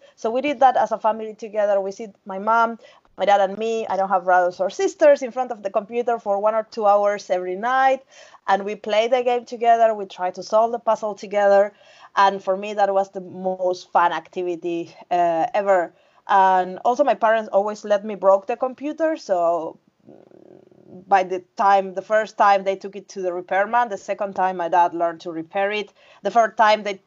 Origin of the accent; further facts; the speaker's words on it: Uruguay; moved away as an adult; now in Finland; I'm from Uruguay, South America, the south, next to Argentina and Brazil.